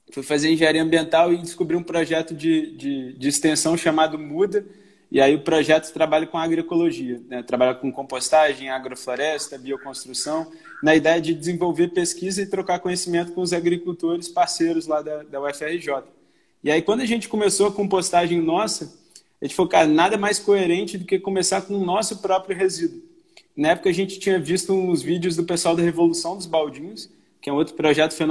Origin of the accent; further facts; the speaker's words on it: Belo Horizonte, Minas Gerais, Brazil; accent: mixed mineiro/carioca; now in Rio de Janeiro, Brazil; eu sou mineiro, sou de, de, de BH, mas moro no Rio já vai fazer